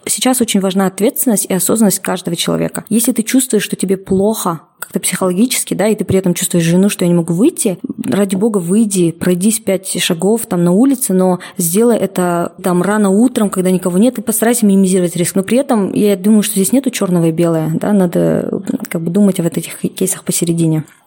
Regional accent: Kokshetau, Akmola Region, Kazakhstan; now in Almaty, Kazakhstan

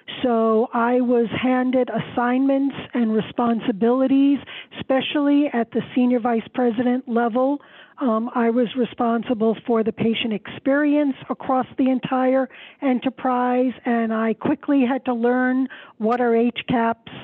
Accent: New York City, New York, United States; I grew up in Queens. I'm a city girl

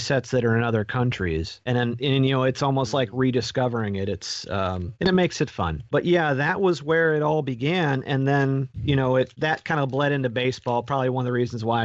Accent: Zanesville, Ohio, United States; I grew up around Zanesville in a town of about, you know, 1,500 people

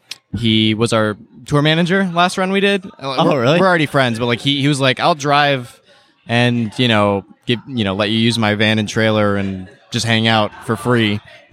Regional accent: Toledo, Ohio, United States; Toledo, Ohio.

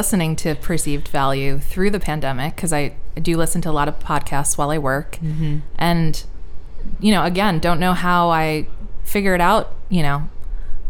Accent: Westchester, New York, United States; I'm from Westchester, New York, which is, you know, suburbs north of New York City. So growing up, New York was my city

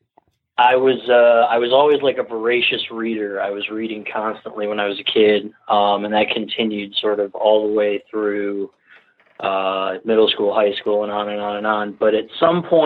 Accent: Ann Arbor, Michigan, United States; now in Seattle, United States; I grew up in Ann Arbor

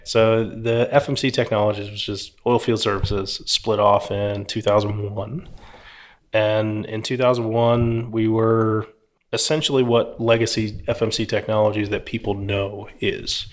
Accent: Philadelphia, Pennsylvania, United States; now in Houston, United States

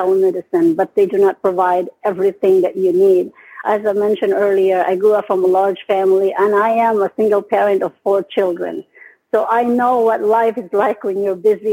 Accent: Philippines; moved away as an adult; now in United States; I came from the Philippines. I've been here in the United States since 1999.

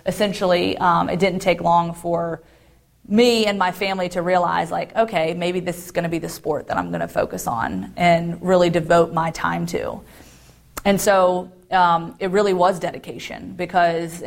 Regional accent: Roanoke, Virginia, United States; also born or lived in Guantanamo Bay, Cuba; I grew up in Roanoke, Virginia, in what you would consider a middle-class family

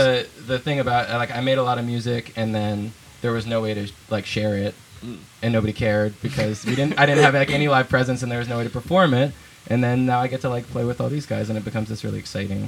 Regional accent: Vermont, United States; I'm from Vermont. I grew up in Vermont

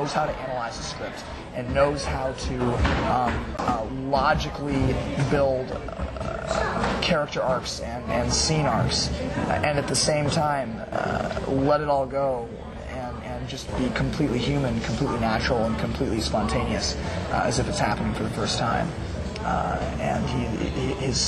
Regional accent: Boulder, Colorado, United States; I'm from Boulder

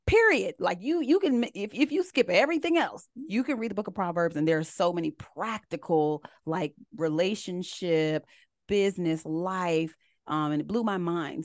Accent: United States; also born or lived in Columbia, South Carolina; I actually grew up right outside of D C. They call it the D M V area

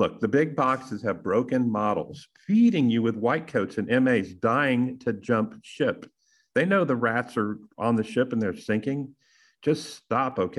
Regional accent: Texas, United States; And I'm from Texas

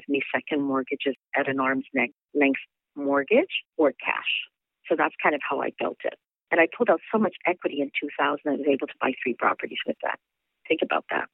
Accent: Winnipeg, Manitoba, Canada; moved away; also born or lived in New York City; I'm originally from Winnipeg, Manitoba

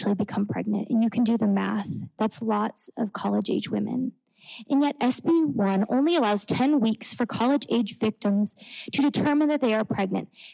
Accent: Indiana, United States; moved away as an adult; I grew up in Indiana, attended high school just north of the city

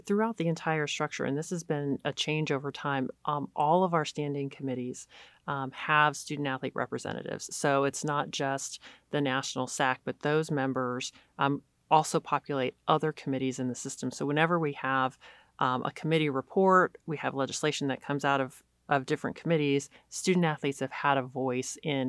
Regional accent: California, United States; So I grew up in California, went to the University of San Diego, played basketball there for 4 years, left USD and went to the University of Texas.

